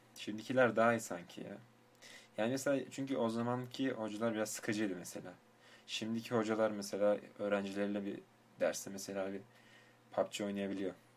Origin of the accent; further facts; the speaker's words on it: Turkey; ben doğma büyüme Türkiye'liyim